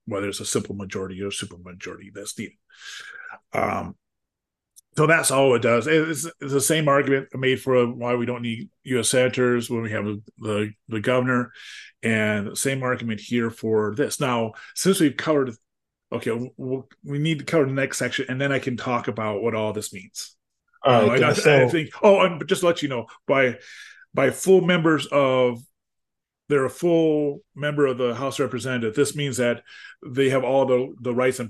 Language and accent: English; Wisconsin, United States; my home state is Wisconsin